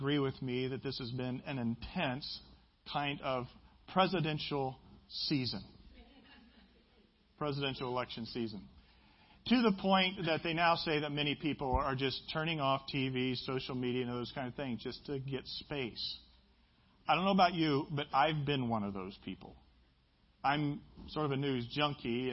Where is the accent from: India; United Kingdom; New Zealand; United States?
United States; Midwest; I'm from the Midwest.